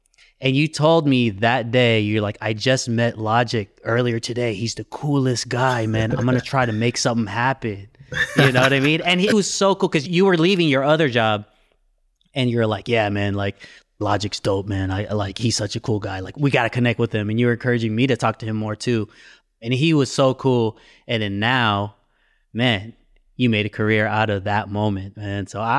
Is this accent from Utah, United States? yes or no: no; California, United States; I even saw some … stuff, which really spoke to me because I'm from the Bay.